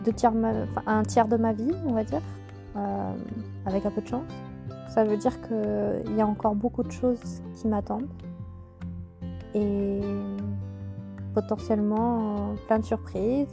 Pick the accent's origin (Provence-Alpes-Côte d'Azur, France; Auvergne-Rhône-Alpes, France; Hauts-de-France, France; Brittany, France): Auvergne-Rhône-Alpes, France; moved away as an adult; now in Moselle, France; dans la région de, mon enfance, en Auvergne